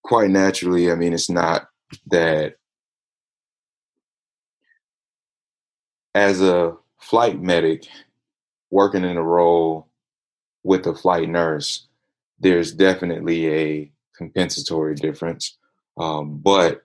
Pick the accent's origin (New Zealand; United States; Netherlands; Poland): United States; Atlanta, Georgia; I'm hailing from Atlanta, Georgia, ATL in the house